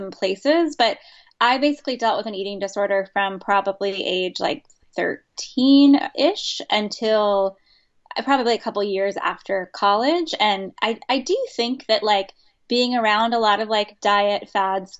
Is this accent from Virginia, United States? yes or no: yes; Virginia Beach, Virginia, United States; I grew up in the South in Virginia Beach, Virginia, which is, I think, admittedly one of the least southern parts of a southern state